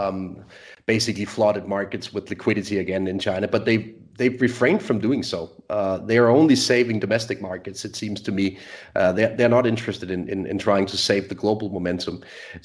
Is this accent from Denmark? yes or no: yes; Denmark; So I'm born and raised in Denmark, still live in Scandinavia